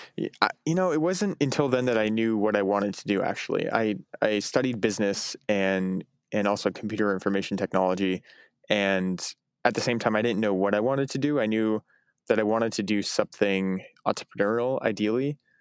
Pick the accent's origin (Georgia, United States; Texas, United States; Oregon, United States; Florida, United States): Oregon, United States; Eugene; I grew up in Eugene, Oregon